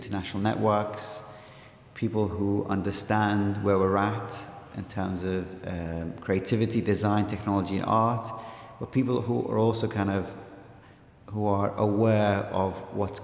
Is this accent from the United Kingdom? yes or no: yes; Liverpool, North West England, United Kingdom; also born or lived in Baghdad, Iraq; now in Dundee, United Kingdom; I'm originally from Baghdad, but I grew up in Liverpool.